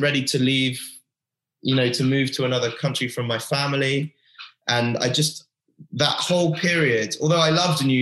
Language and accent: English; United Kingdom; accent: British; moved away as an adult; also born or lived in London; now in United States; I grew up in the UK, but I've got an American passport